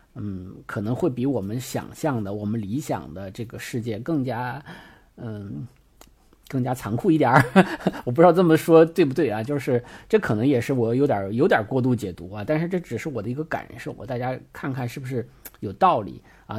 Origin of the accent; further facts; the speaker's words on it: China; 因为我们中国人的中国画里的技法有那像泼墨大写意是吧？